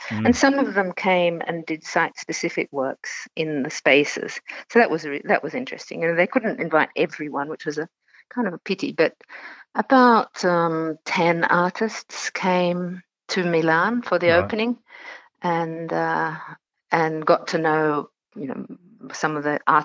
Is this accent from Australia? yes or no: yes; Australia; also born or lived in Italy; being Australian